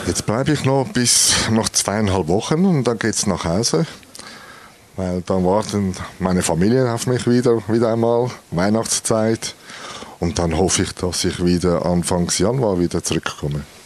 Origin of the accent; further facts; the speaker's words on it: Switzerland; bei uns in der Schweiz